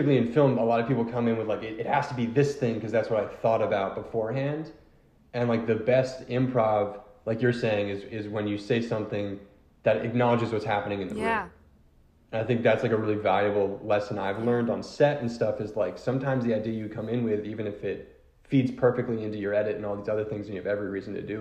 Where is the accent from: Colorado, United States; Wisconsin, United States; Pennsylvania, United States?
Pennsylvania, United States; Philadelphia; I'm from Philly. It's a very big sports town